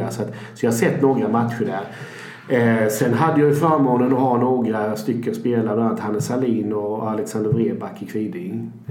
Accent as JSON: {"language": "Swedish", "town": "Växjö", "region": "Kronoberg County", "country": "Sweden", "tie": "born there", "moved": "as an adult", "lives_now": "Gothenburg, Sweden", "said": "född i Växjö eh, och 1986 så tänkte min dåvarande flickvän och jag, vi är gifta nu, men vi skulle hitta på något annat. Vi var 23-24 år då någonting."}